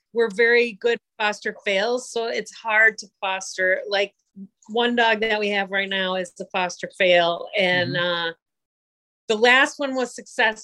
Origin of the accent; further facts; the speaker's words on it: Minneapolis, Minnesota, United States; I grew up in Minneapolis